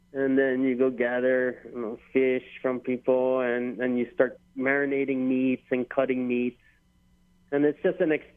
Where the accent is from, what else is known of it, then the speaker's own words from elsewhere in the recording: Hilo, Hawaii, United States; now in Wailuku, United States; born and raised in Hilo